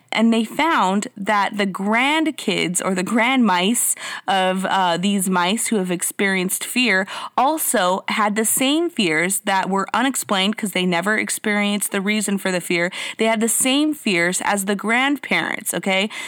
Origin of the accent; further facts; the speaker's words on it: Mexico; I was born in Mexico. Um, I grew up eating that stuff